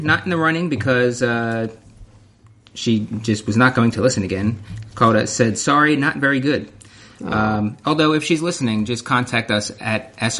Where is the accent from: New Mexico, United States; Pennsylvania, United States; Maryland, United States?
Pennsylvania, United States; Philadelphia area; I'm from the Philadelphia area.